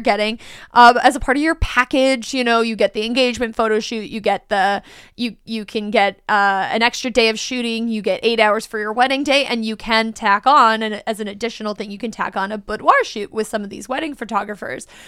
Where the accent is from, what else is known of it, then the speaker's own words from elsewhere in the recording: United States; as an American